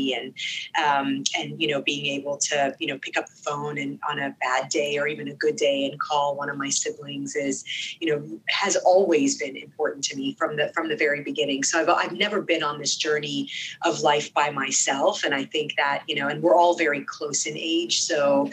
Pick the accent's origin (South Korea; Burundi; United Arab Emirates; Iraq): United Arab Emirates; Sharjah; first language Arabic; English is a second language; also born or lived in Dubai; now in United States; I grew up in the UAE, in Sharjah.